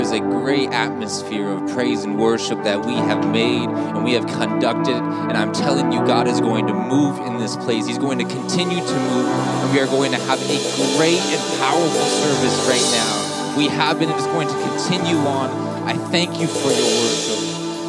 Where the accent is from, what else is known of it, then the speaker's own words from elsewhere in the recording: Ottawa, Ontario, Canada; moved away as an adult; now in Stockholm, Sweden; I'm just from Ottawa, Ontario, 5 hours up the road